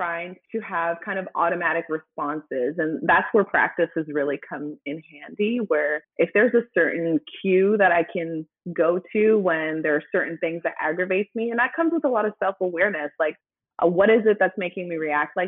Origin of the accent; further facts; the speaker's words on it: Canada; now in United States; I'm Canadian